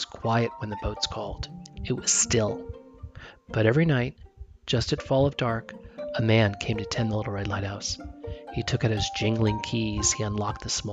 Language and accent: English; New Jersey, United States; I grew up in New Jersey